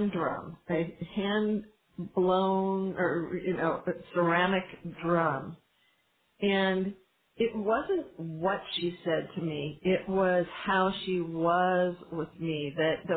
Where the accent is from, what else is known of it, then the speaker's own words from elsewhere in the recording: California, United States; also born or lived in Northern Israel; now in Israel; I'm from California